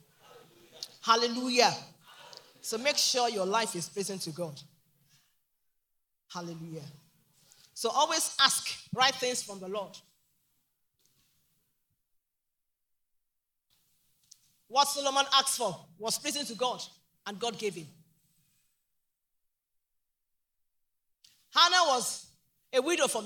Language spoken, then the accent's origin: English; Ogbomosho, Oyo, Nigeria; I'm from Ogumoshi, the great city.